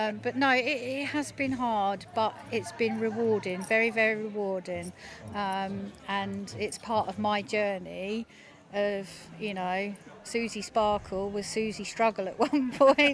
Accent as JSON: {"language": "English", "town": "Felixstowe", "region": "East of England", "country": "United Kingdom", "tie": "born or raised there", "said": "being born, bred round Felixstowe, you know, it's my hometown"}